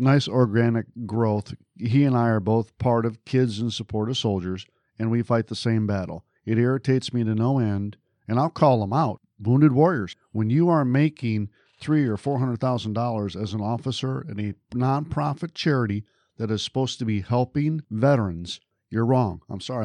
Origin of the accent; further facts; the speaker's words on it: just outside of Detroit, Michigan, United States; I grew up just outside of Detroit